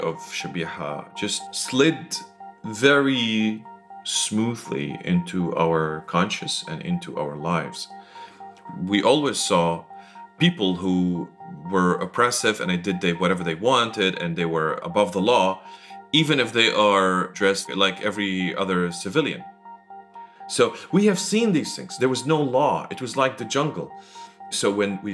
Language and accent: English; Damascus, Damascus Governorate, Syria; moved away as an adult; I was born in Damascus in 1978, and Damascus and Syria were a very strange place because we lived under the rule of Hafez al-Assad